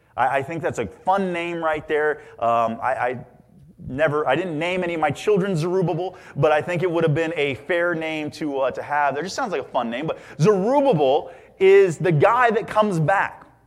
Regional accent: Indiana, United States; growing up in Indiana

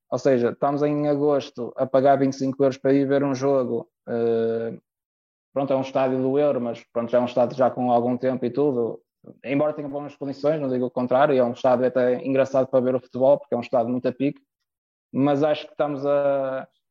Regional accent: Rio Tinto, Porto District, Portugal; Sou do Rio Tinto

